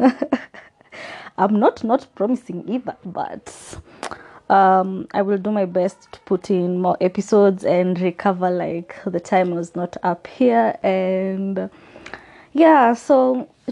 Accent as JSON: {"language": "English", "country": "Kenya", "said": "as a Kenyan"}